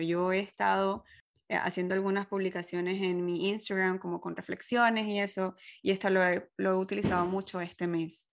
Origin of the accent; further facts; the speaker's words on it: Venezuela; moved away as an adult; yo vengo de Venezuela, en donde una sola estación